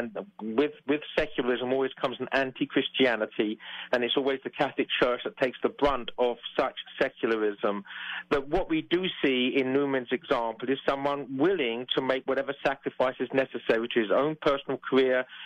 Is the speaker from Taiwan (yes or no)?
no; England, United Kingdom; As an Englishman